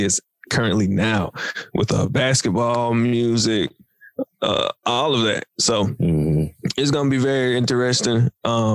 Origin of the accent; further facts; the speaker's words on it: Tennessee, United States; we're from Tennessee